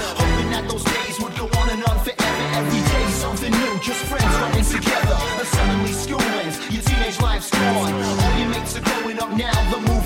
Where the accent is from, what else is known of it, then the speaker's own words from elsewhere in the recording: Stockport, North West England, United Kingdom; I'm from Stockport, which is a suburb south of Manchester.